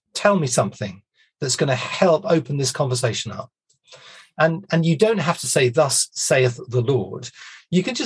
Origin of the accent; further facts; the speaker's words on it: United Kingdom; we're British